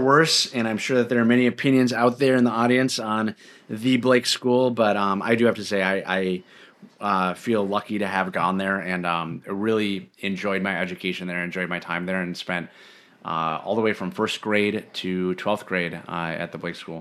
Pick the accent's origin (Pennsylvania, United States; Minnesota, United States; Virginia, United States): Minnesota, United States; Medina; also born or lived in Edina, Minnesota / Bloomington, Minnesota / East Coast; moved out to Medina, Minnesota, um, kind of right on the edge of Plymouth, and that is where I grew up, um, all through elementary school, middle school